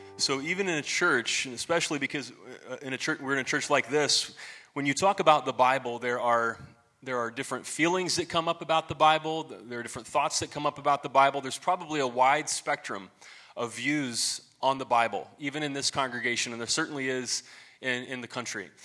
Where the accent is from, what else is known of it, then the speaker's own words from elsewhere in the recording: Marion, Ohio, United States; I went to this little Baptist church in my hometown, Marion, Ohio.